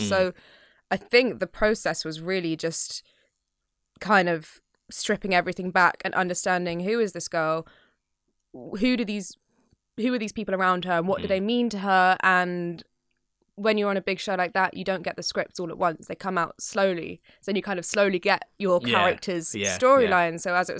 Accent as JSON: {"language": "English", "region": "New York", "country": "United States", "said": "I'm from New York"}